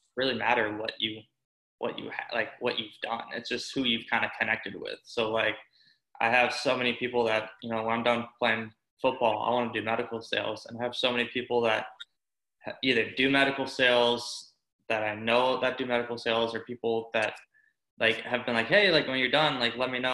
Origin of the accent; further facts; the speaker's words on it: Tampa, Florida, United States; moved away as an adult; also born or lived in Syracuse; growing up in Tampa